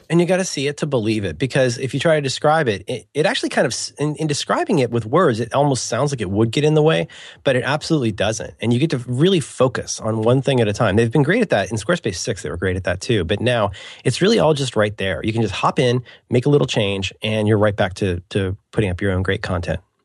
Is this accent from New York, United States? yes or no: no; Cincinnati, Ohio, United States; growing up in Cincinnati